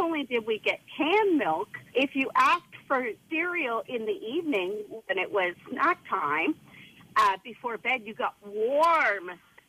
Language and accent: English; Newfoundland and Labrador, Canada; moved away; my early years growing up in Newfoundland.